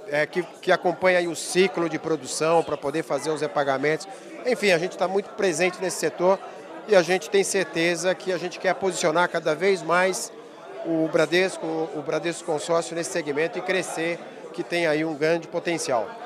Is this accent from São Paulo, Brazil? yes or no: yes; São João da Boa Vista, São Paulo, Brazil; eu sou de São João da Boa Vista, quase próximo.